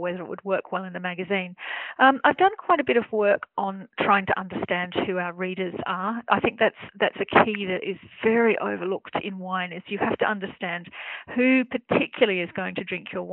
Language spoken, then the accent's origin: English; Australia; accent: Australian; now in Germany; I'm an Australian journalist, as you can probably tell by my accent, but I live and I work in Germany.